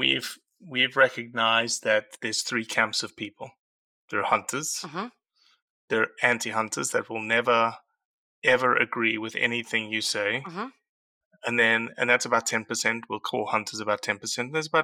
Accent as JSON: {"language": "English", "country": "South Africa", "tie": "born or raised there", "said": "Yeah, I am."}